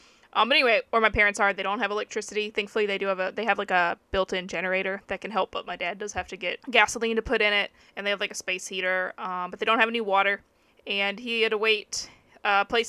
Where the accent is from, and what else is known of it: Texas, United States; born or raised there; now in Japan